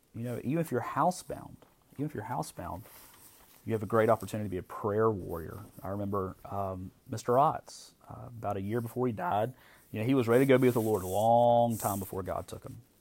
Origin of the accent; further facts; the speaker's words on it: United States; as American Christians